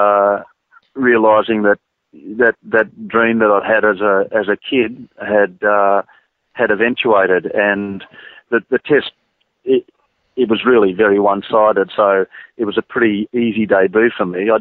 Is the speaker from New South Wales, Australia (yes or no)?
yes; Sydney, New South Wales, Australia; in my hometown